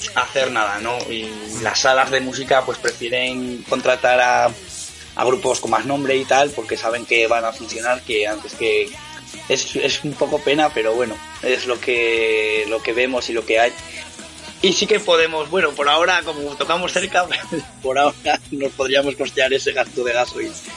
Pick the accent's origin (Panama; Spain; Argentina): Spain; Ribera de Navarra, Navarre; somos un grupo eh, de la Ribera de Navarra